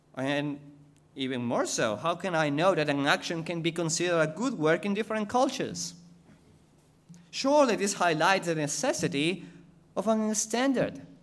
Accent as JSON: {"language": "English", "country": "Ecuador", "second_language": "English", "moved": "as an adult", "lives_now": "Australia", "said": "I was going to go back to Ecuador"}